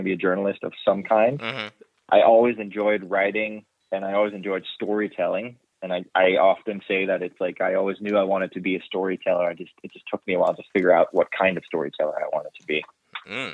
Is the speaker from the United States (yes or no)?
no; Denmark; moved away as an adult; also born or lived in London; now in Vancouver, Canada; I'm originally from Denmark